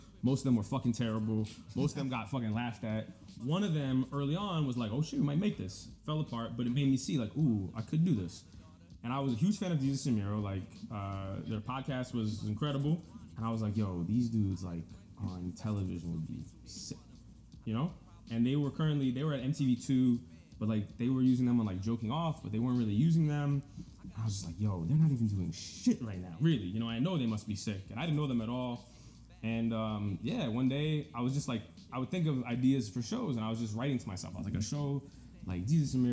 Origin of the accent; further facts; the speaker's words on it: New York, United States; I'm from New York